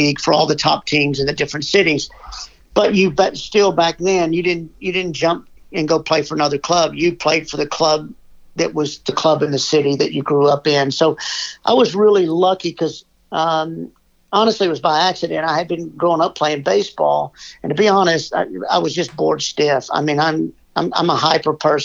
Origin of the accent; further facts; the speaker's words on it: Irving, Texas, United States; now in Pittsburgh, United States; I'm originally from Irving, Texas.